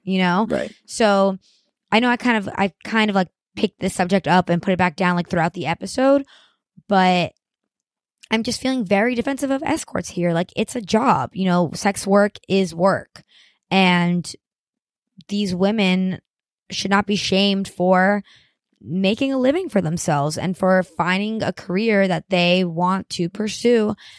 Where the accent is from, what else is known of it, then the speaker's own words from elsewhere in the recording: Miami, Florida, United States; moved away; I grew up in Miami, Florida